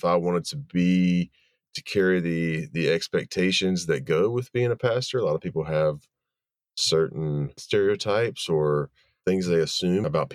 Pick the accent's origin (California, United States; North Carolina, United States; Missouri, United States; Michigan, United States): North Carolina, United States; Wilmington; also born or lived in Chapel Hill, North Carolina; I grew up in Wilmington, North Carolina, which is on the coast of North Carolina